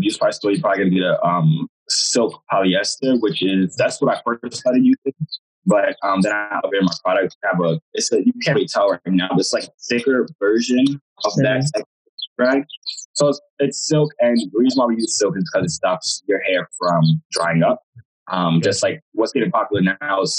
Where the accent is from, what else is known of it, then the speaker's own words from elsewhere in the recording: United States; also born or lived in Jamaica (parents); Both my parents are from Jamaica, but I was born here. So technically, I'm Jamaican.